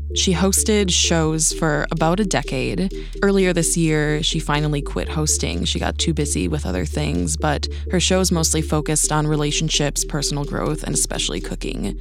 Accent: Wisconsin, United States; I am from Wisconsin, and I think that automatically separates me from a lot of Americans in that I know who the Hmong people are. I grew up around Hmong folks

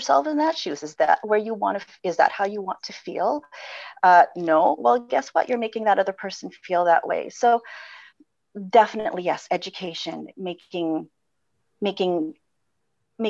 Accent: Philippines; moved away; I come from the Philippines

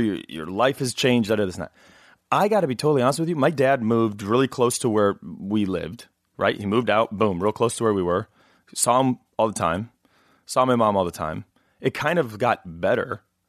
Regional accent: Knoxville, Illinois, United States; now in Los Angeles, United States; And so people always say, well, where is Knoxville, Illinois? And I say, oh, nowadays people go, well, where are you from? I said, L.A., because I've been here like, you know, 300 years.

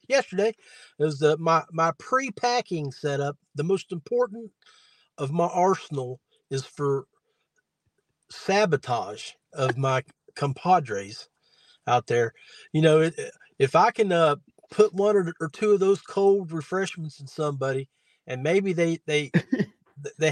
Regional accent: West Virginia, United States; I'm from West Virginia

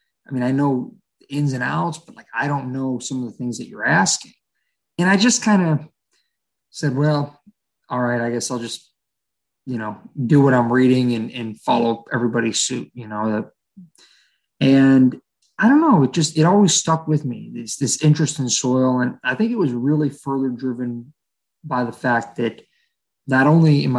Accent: Ohio, United States; born and raised in Ohio. I've lived all over the state of Ohio, from northeastern Ohio to southeastern Ohio

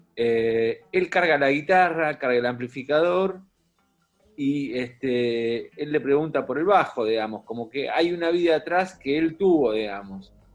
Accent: Buenos Aires, Argentina; yo soy de Capital

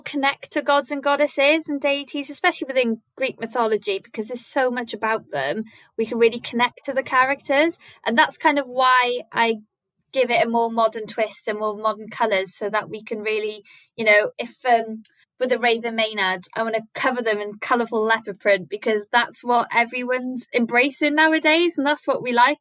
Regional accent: Wales, United Kingdom; growing up in Welsh schools, we were taught it in primary school and in secondary school

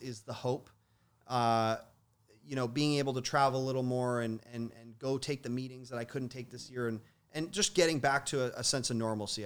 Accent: Toronto, Ontario, Canada; I grew up in Toronto

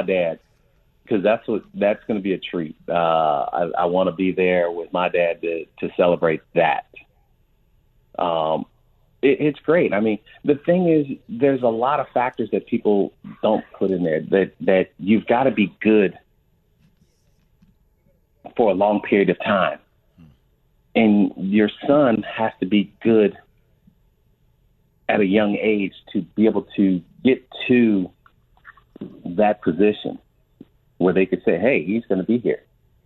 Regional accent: outside of Pittsburgh, Pennsylvania, United States; I was born outside of Pittsburgh

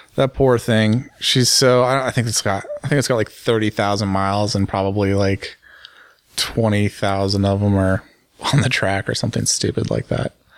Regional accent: United States; as an American businessman, as an American journalist

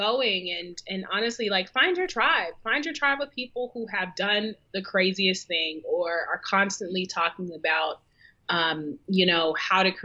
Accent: Seattle, Washington, United States; also born or lived in New York City; now in Charlotte, United States; growing up in Seattle was a, you know, predominantly white Asian sort of environment

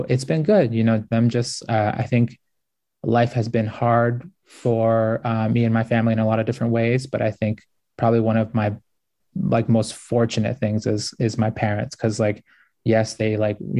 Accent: United States; I grew up like super poor, like it was hard growing up in the United States

